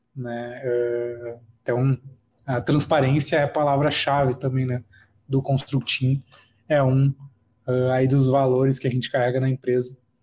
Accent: Charqueadas, Rio Grande do Sul, Brazil; moved away as an adult; now in São Paulo, Brazil; sou natural de Charqueadas, no Rio Grande do Sul, próximo a Porto Alegre, e hoje moro em São Paulo.

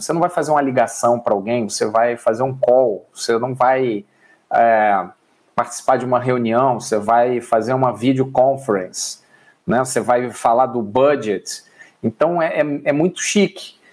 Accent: Rio de Janeiro, Brazil; now in São Paulo, Brazil; Eu sou do Rio de Janeiro, hoje moro em São Paulo.

